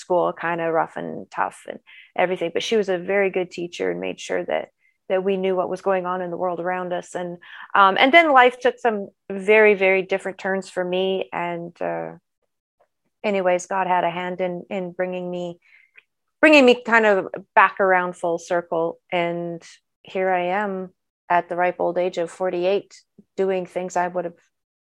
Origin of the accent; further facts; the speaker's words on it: Peace River, Northern Alberta, Canada; also born or lived in Fort McMurray; now in Sherwood Park, Canada; I'm an Alberta girl, born and raised. Most of my life, both child and adult, was spent in Northern Alberta. I grew up on the Peace River side of the province